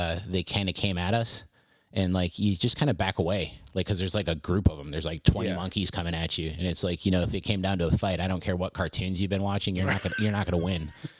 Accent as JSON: {"language": "English", "region": "southern Philippines", "country": "Philippines", "tie": "born or raised there", "said": "And so I grew up in the Philippines, in the jungles of the southern Philippines, which explains a lot about me, I think."}